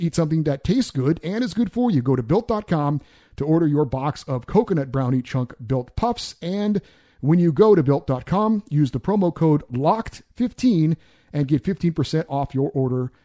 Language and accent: English; Central California, United States; also born or lived in Hawaii; I grew up, I was born in Hawaii. I grew up in Central California.